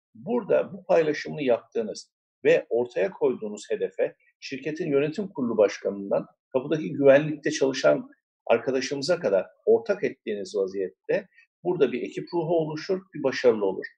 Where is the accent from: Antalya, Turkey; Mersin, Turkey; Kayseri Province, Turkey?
Mersin, Turkey